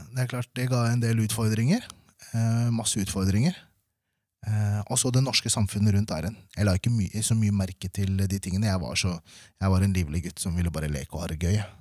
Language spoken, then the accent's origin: Norwegian; Norway; also born or lived in Manila, Philippines; Og så kom jeg til Norge når jeg var fire år.